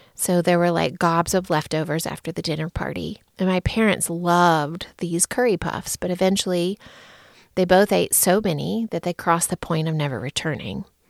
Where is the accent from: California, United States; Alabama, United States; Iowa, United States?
Alabama, United States; moved away as an adult; also born or lived in Chicago; now in Denver, United States; When I moved away from Alabama and landed in the Chicago area